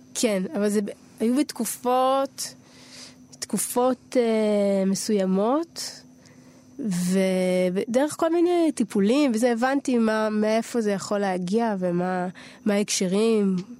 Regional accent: Tel Aviv, Tel Aviv District, Israel; נולדתי בתל אביב

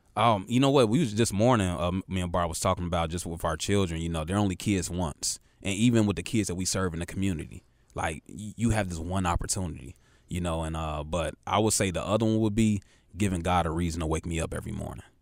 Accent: Chicago, Illinois, United States; now in Charlotte, United States; super Chicago pride

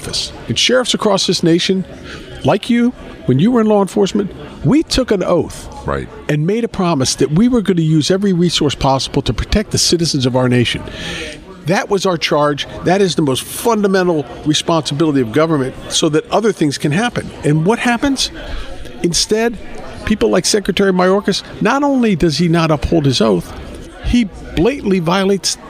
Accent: Chevy Chase, Maryland, United States; now in Massachusetts, United States; I'm actually originally from Chevy Chase, Maryland, where I'm from.

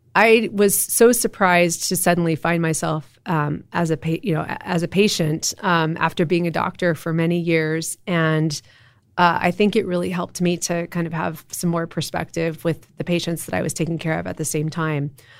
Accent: Austin, Texas, United States; also born or lived in Western Massachusetts / Cincinnati; I grew up in Austin. I'm a seventh generation Texan

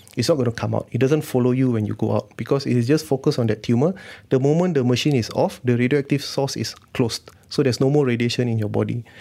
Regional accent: Malaysia; being Malaysian, we take a lot of herbal stuff

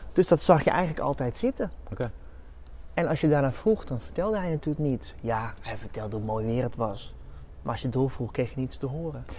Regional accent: Amsterdam, North Holland, Netherlands; Ik kom uit Amsterdam

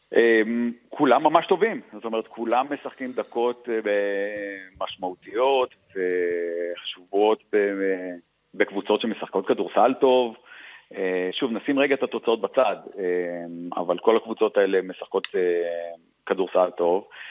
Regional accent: Israel; moved away as an adult; also born or lived in Australia; now in Milan, Italy; אנחנו ישראלים ואנחנו רואים בישראל בית

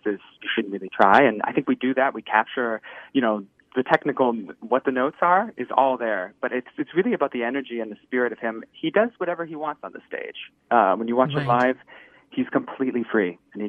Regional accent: Texas, United States; now in Minneapolis, United States; Texas originally, but I've been in Minneapolis for about 10 years now.

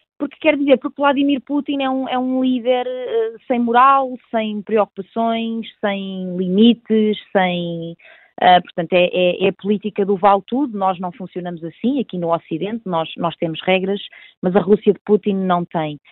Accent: Portugal; sou portuguesa

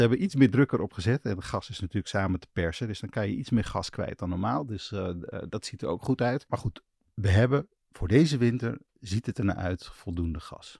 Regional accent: Twente, Overijssel, Netherlands; now in Amsterdam, Netherlands; ik kom uit Twente, daar is het altijd iets kouder in de winter

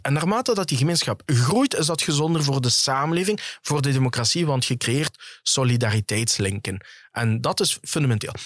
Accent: Genk, Flanders, Belgium; accent: Limburg; de mensen zullen wel horen aan mijn accent dat ik van Limburg kom

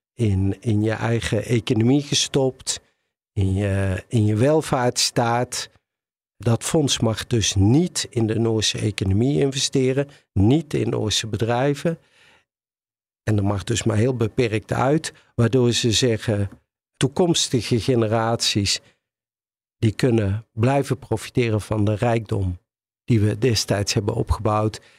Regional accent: Netherlands

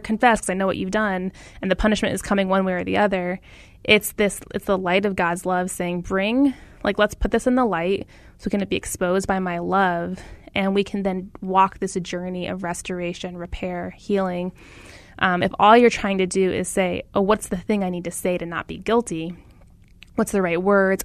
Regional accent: Phoenix, Arizona, United States; I grew up in Phoenix, very aware of our racial story.

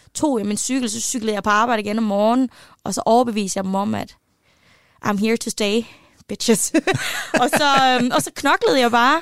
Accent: West Jutland, Central Denmark Region, Denmark; så er jeg vokset op i Vestjylland

